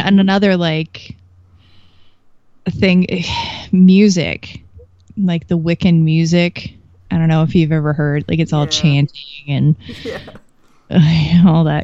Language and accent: English; Kentucky, United States; I grew up in Kentucky, and I grew up in the city